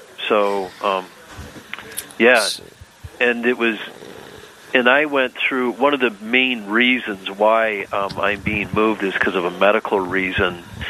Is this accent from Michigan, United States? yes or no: yes; northern lower Michigan, United States; moved away as an adult; also born or lived in Fairbanks, Alaska; I grew up in northern lower Michigan